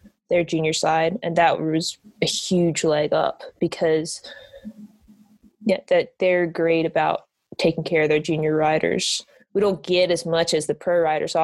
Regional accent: Valdese, North Carolina, United States; my hometown, Valdez, North Carolina.

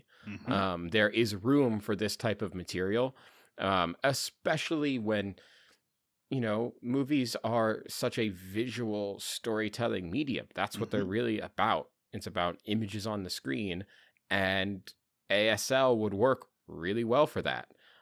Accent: England, United Kingdom; I'm me. I'm from England.

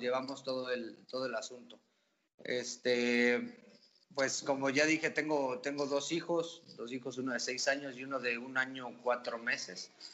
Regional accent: Santiago de Querétaro, Querétaro, Mexico; also born or lived in Oaxaca; yo soy de Querétaro.

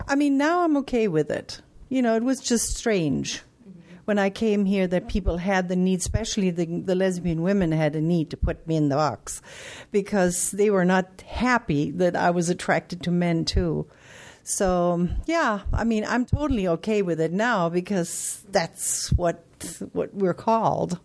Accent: Germany; now in United States; I'm from Germany originally

